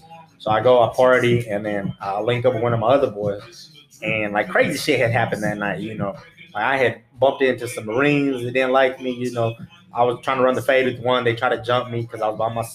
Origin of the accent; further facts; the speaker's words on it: Texas, United States; accent: a little country, a little hood; I'm from Texas.